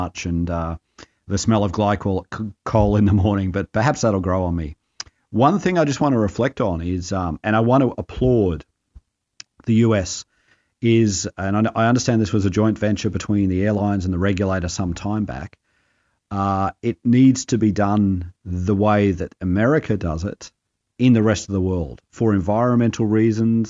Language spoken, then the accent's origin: English; Australia; moved away as an adult; also born or lived in northeastern United States; now in United States; I am actually an Aussie, albeit temporarily transported